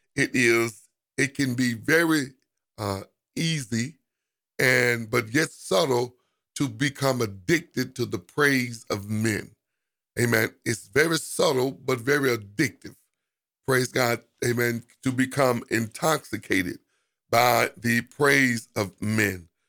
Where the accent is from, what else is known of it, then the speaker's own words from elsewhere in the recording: United States; we as African American